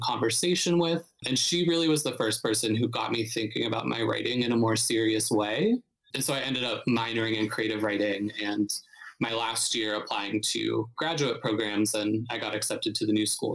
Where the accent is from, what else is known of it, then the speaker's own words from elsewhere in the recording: Youngstown, Ohio, United States; moved away as an adult; now in Brooklyn, United States; I'm from Northeast Ohio, so I'm from a smaller city called Youngstown, which is like about an hour south of Cleveland